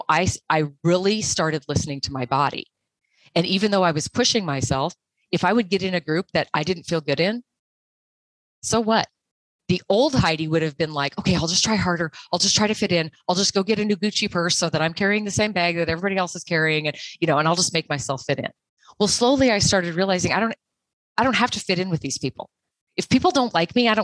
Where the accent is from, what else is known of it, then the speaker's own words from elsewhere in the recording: Montana, United States; I'm from Montana.